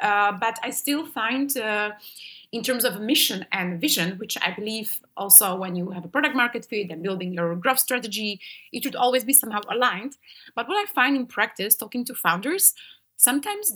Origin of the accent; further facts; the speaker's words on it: Slovakia; I'm from Slovakia.